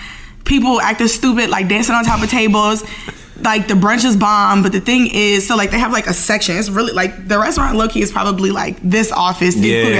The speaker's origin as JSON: {"language": "English", "region": "Maryland", "country": "United States", "tie": "born or raised there", "also_born_or_lived": "New Orleans, Louisiana / Atlanta, Georgia"}